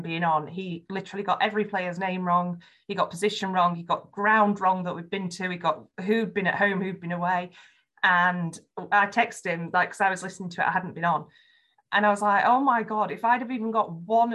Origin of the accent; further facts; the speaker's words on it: Yorkshire and the Humber, United Kingdom; accent: Yorkshire; my Yorkshire accent